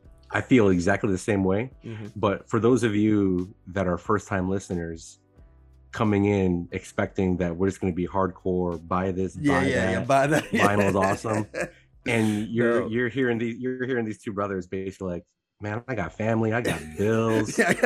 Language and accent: English; Chicago western suburbs, Illinois, United States; I'm from Chicago. So we're in the city of Chicago. Oh, I'm actually from the western suburbs.